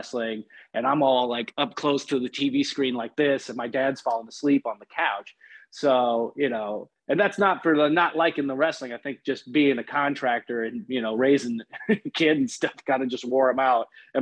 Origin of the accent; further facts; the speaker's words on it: Los Angeles, California, United States; I grew up in Los Angeles, so I was always surrounded by the entertainment as a business